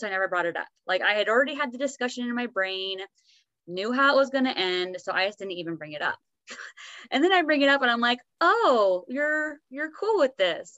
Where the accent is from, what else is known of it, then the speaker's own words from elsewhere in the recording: Oregon, United States; now in Utah, United States; I grew up in Oregon, but we both live in Utah